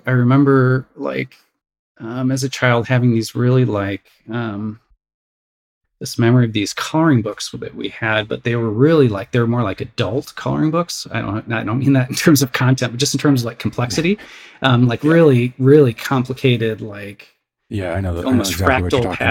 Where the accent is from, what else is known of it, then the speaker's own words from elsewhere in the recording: Crystal Lake, Illinois, United States; I grew up the suburbs of Chicago, Crystal Lake, Illinois